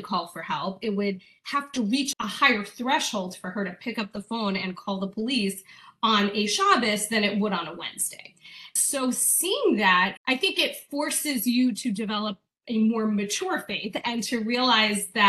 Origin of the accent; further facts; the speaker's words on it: Hawaii, United States; I grew up in Hawaii, so very, very out of town